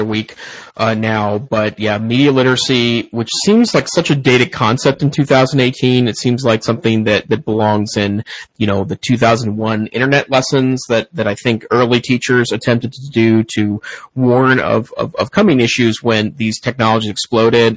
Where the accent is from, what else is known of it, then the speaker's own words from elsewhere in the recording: Great Falls, Montana, United States; moved away; my hometown, Great Falls, Montana